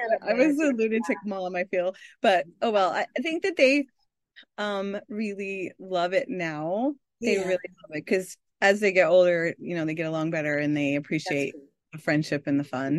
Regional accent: California, United States; But I grew up in Northern California and now I'm in the middle of the U.S. in Iowa in the cornfields.

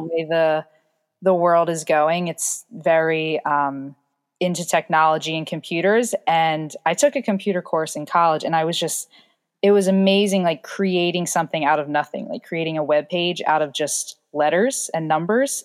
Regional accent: New Jersey, United States; I'm from South Jersey

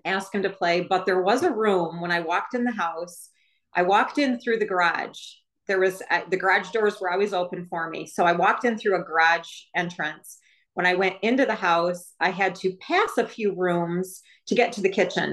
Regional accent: Michigan, United States; I was from Michigan

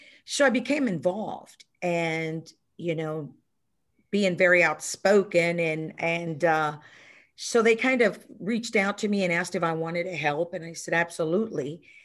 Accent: Houston, Texas, United States; I grew up in Houston, Texas

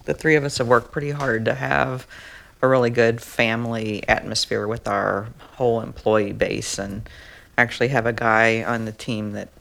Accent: Louisville, Kentucky, United States; I grew up in Louisville.

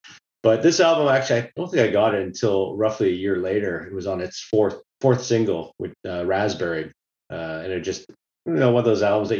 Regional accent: Canada; I know I'm Canadian

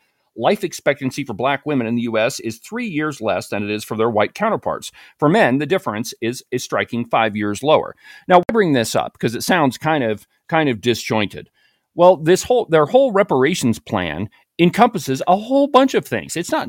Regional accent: Evanston, Illinois, United States; such as in my hometown of Evanston, Illinois

